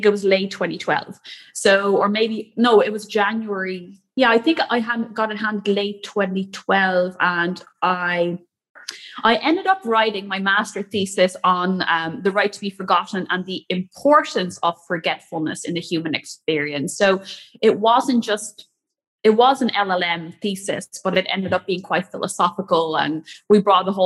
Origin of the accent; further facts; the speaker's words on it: Netherlands; moved away as an adult; also born or lived in Cork, Ireland; I grew up in the Netherlands